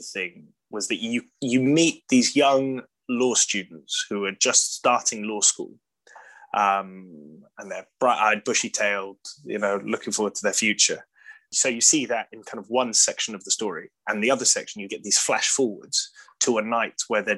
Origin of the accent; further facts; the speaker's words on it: London, United Kingdom; I was born in London